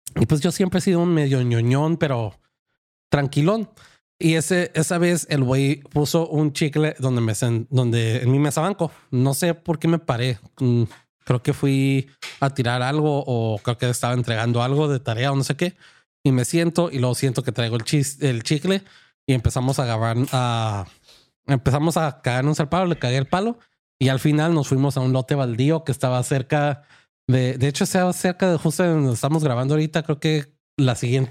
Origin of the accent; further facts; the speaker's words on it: United States; siendo gringo